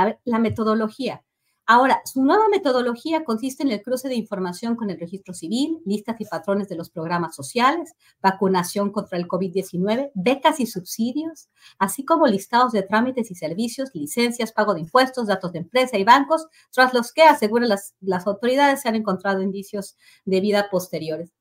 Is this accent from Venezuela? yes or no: no; Mexico; hemos vivido como mexicanos